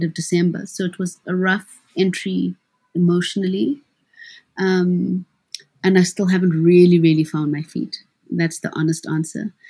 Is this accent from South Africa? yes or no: yes; South Africa; as a South African